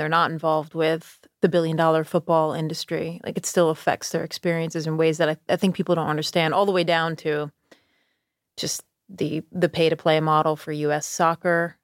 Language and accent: English; Schenectady, New York, United States; now in Charleston, United States; I grew up in Schenectady